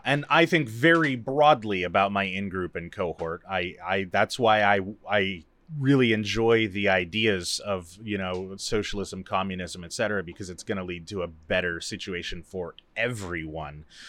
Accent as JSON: {"language": "English", "country": "United States"}